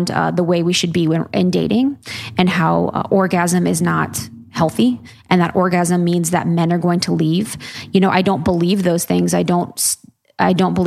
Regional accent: Ohio, United States; I'm a girl from Ohio.

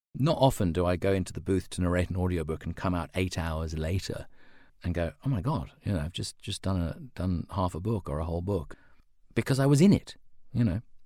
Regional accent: London, United Kingdom; now in Sydney, Australia; as a child growing up in London in the, in the seventies and eighties

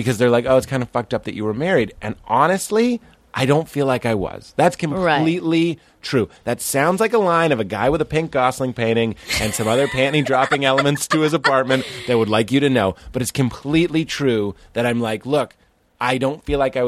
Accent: Lexington, Massachusetts, United States; moved away; also born or lived in Sleepy Hollow; I grew up in Lexington, 02173

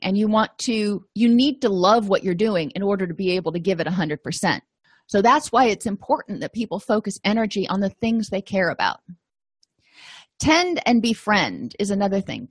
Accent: Florida, United States; moved away; I come from Florida

